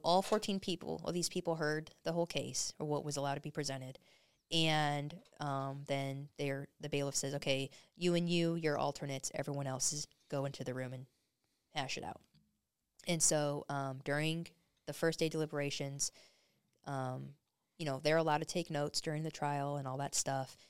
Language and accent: English; Arizona, United States; moved away; I'm from Arizona originally